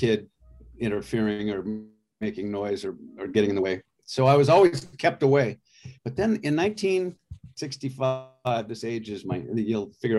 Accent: Avalon, California, United States; I grew up on Catalina Island off the coast of Los Angeles.

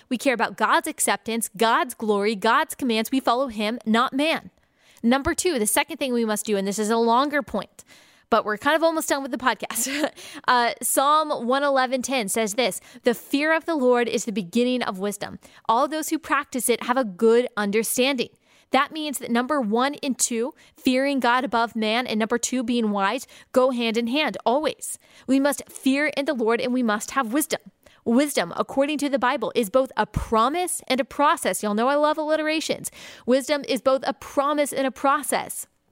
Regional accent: United States; American Christians

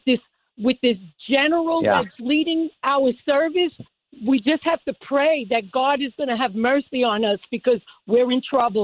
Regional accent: New York City, New York, United States; I'm from the 1950s generation, born and raised in New York City.

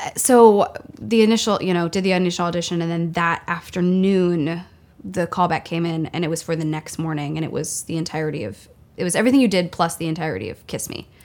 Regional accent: Centerville, Ohio, United States; moved away; I'm from Centerville, Ohio. Which is a suburb of Dayton, Ohio. Born and raised.

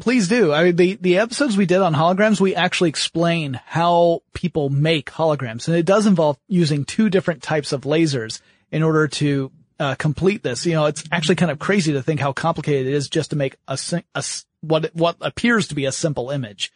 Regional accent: United States; on behalf of all Americans

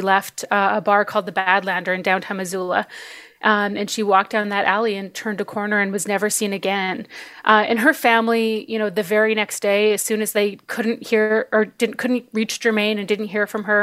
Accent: Canada; I'm Cree from Canada, and I grew up in my community.

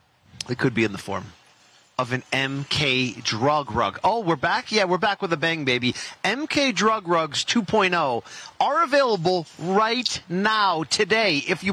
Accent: Naugatuck, Connecticut, United States; my hometown, Naugatuck, Connecticut.

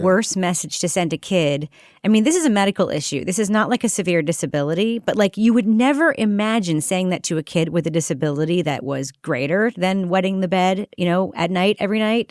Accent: Long Island, New York, United States; I grew up on Long Island

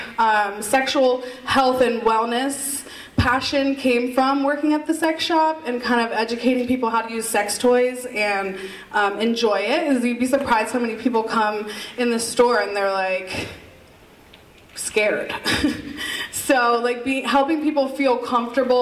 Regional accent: Pennsylvania, United States; also born or lived in Miami / Las Vegas; I'm from Pennsylvania

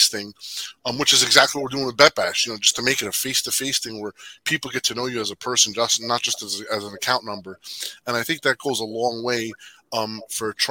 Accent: Jersey City, New Jersey, United States; I was born and raised in Jersey City.

